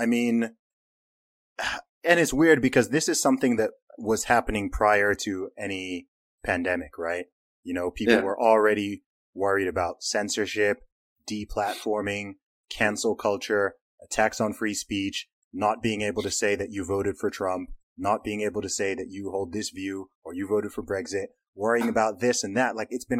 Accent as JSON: {"language": "English", "country": "Saudi Arabia", "tie": "born or raised there"}